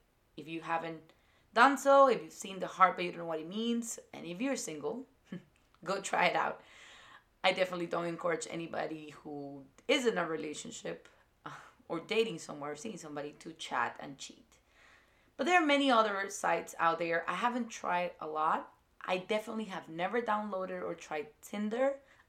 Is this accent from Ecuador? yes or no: yes; Ecuador; English is a second language; moved away as an adult; now in United States; because I was born and raised in South America and in Ecuador in particular, who has a more conservative community, when I moved here to the United States